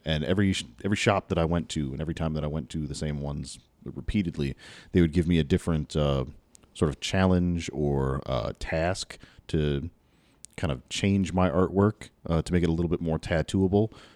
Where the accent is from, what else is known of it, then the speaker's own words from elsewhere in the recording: Louisville, Kentucky, United States; moved away as an adult; now in Southern Indiana, United States; I grew up in South Louisville